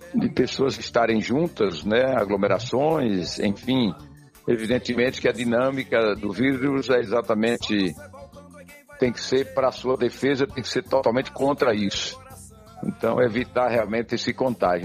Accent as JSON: {"language": "Portuguese", "town": "Curaçá", "region": "Bahia", "country": "Brazil", "tie": "born or raised there", "said": "Eu sou baiano e natural de uma cidade, Curaçá, se você conhece, ao norte aqui do estado. E nasci num distrito que chama-se Barro Vermelho."}